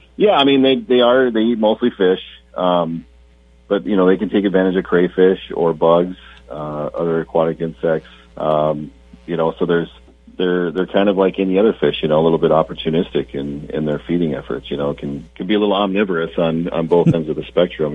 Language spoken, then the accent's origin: English; South Dakota, United States; moved away; I I grew up in South Dakota